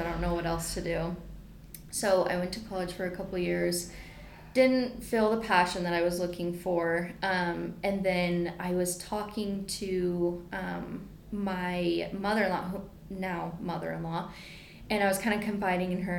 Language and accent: English; Provo, Utah, United States; I grew up in Provo, and I kind of hung around downtown Provo a lot, like in high school and stuff.